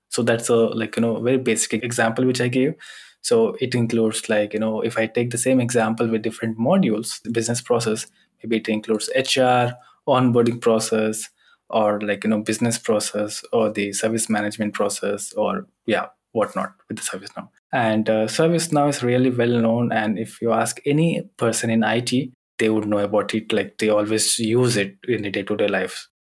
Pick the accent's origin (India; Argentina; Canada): India; now in Germany; as I'm coming from India